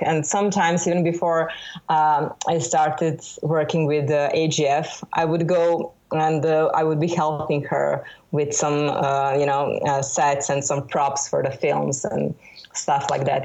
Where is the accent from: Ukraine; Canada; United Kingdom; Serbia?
Serbia; Belgrade; born or raised there